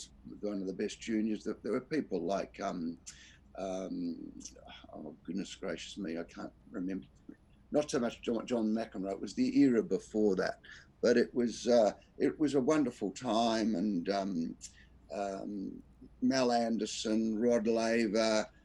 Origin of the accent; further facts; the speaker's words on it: Perth, Western Australia, Australia; moved away as an adult; now in Sydney, Australia; I was brought up in Perth